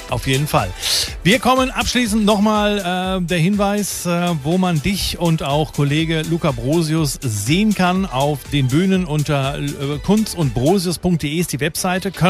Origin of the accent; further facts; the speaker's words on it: Langen, Hesse, Germany; also born or lived in Offenbach; In Offenbach bin ich geboren, ja. Ich bin in Langen aufgewachsen.